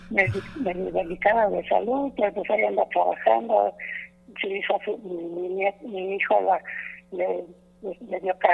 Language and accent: Spanish; Cortázar, Guanajuato, Mexico; now in Querétaro, Mexico; soy de Cortázar, Guanajuato.